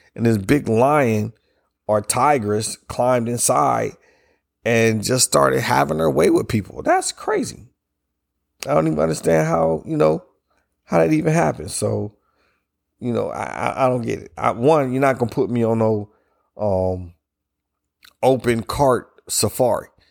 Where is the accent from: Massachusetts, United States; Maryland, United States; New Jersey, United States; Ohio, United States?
Ohio, United States; moved away; I'm from up north. I'm from Ohio